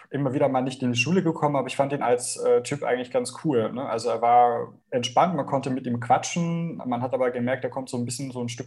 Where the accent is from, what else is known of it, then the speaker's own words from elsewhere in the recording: Bavaria, Germany; ich komme ja aus Bayern, ich kenne es jetzt auch noch so ein bisschen